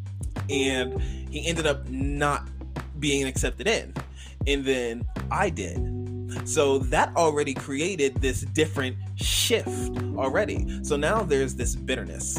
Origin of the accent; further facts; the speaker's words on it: New York, United States; moved away as an adult; also born or lived in Campbellsville, Kentucky / Lexington, Kentucky; I'm literally from New York